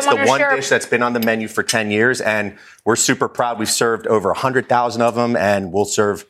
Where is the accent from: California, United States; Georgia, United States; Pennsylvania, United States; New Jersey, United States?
New Jersey, United States; Westfield; moved away; also born or lived in New York; a love letter to my youth growing up in Jersey and New York. So Italian-American.